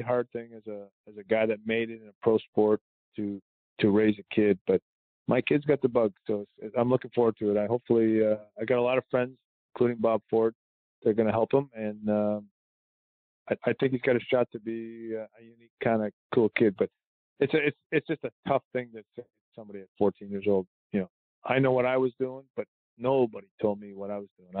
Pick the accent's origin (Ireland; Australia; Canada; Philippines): Canada; I'm Canadian.